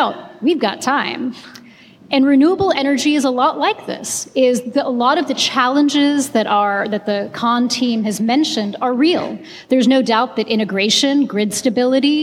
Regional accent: India; now in Texas, United States; I'm from India

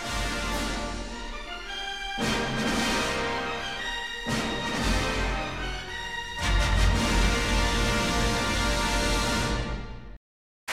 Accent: New York City, New York, United States; I was born there, too.

